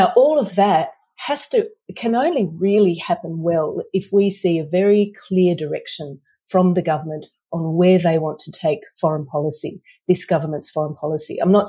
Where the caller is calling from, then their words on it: Brisbane, Queensland, Australia; As you mentioned, I'm joining you from Brisbane, the traditional lands of the Turrbal and Jagera peoples.